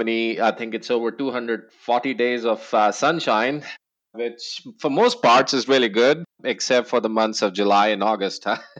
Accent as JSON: {"language": "English", "country": "New Zealand", "moved": "yes", "lives_now": "Austin, United States", "said": "Yeah, that's because I am a new Texan. I moved to Austin from New Zealand a couple of years ago."}